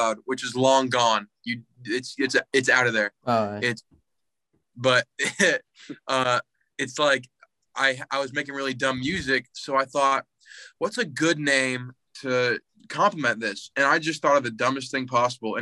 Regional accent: Indiana, United States; I'm from Indiana.

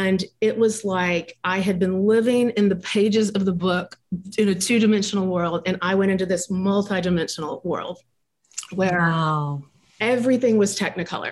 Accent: Dallas, Texas, United States; I grew up in in Dallas, Texas

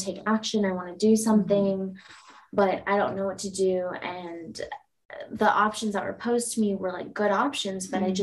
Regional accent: Indiana, United States; I was born and raised in Indiana

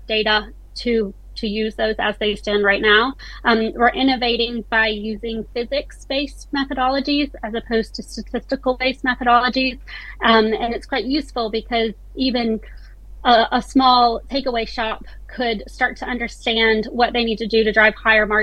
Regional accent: United States; accent: American; moved away as an adult; now in South Yorkshire, United Kingdom; my American family thinks I'm British now

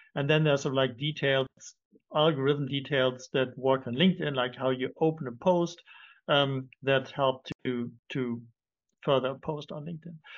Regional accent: Germany; also born or lived in London; now in Cape Town, South Africa; I'm not French. I'm originally from Germany. Uh, we lived in, in London. That's where we met now. I'm in Cape Town

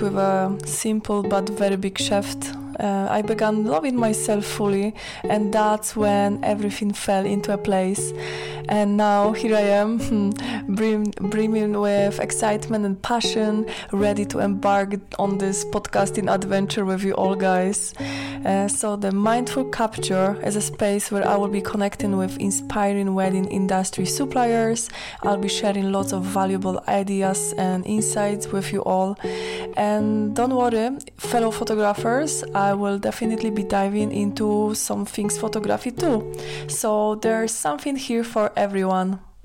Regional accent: Poland; moved away as an adult; now in Falkirk, United Kingdom; although I was born in Poland, Scotland has been my home for 12 years now

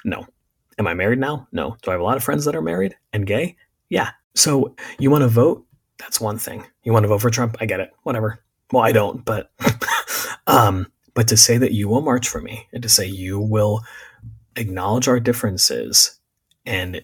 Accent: Berks County, Pennsylvania, United States; I grew up in Berks County, Pennsylvania

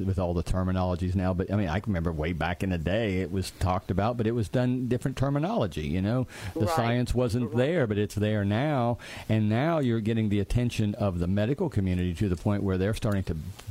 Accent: West Virginia, United States; where are you from? I'd say, West Virginia

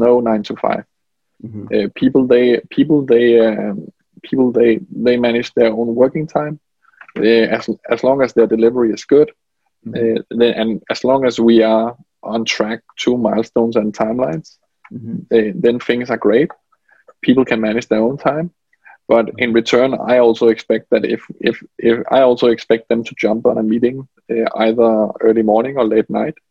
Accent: Denmark; moved away as an adult

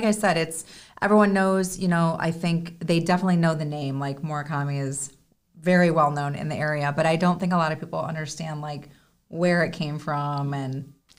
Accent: Chicago, Illinois, United States; now in South Florida, United States; because I'm actually from the Chicago area

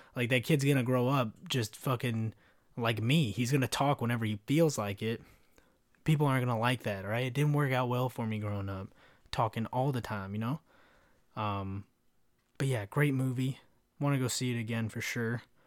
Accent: Kentucky, United States; also born or lived in California; I grew up in Kentucky

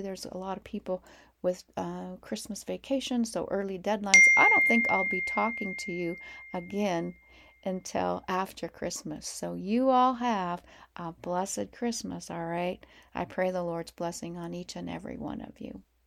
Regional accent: Montana, United States; we're from Montana

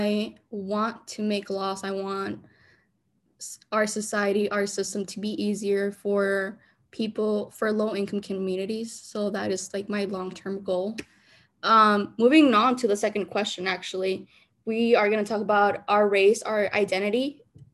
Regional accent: Bloomington, Minnesota, United States; My hometown is Bloomington, Minnesota, and it has been for a really long time

